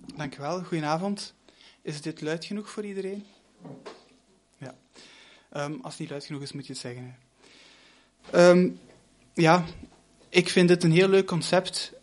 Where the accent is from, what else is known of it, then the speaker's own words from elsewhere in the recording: Limburg, Flanders, Belgium; moved away as an adult; also born or lived in Brussels / Leuven; ik kom van Limburg en ik ging dan naar eh, Brussel